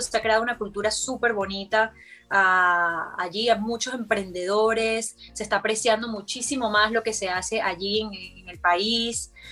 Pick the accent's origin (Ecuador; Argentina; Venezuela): Venezuela; Margarita Island, Nueva Esparta; moved away; tuve la fortuna de crecer en una isla